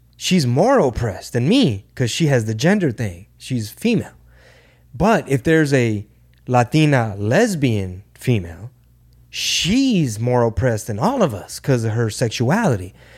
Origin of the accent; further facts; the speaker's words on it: Houston, Texas, United States; we do not have a venue for Houston at the moment, my hometown